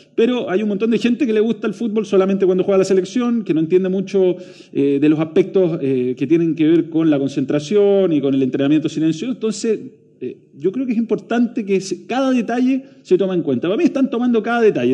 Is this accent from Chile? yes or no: yes; Chile; como chilenos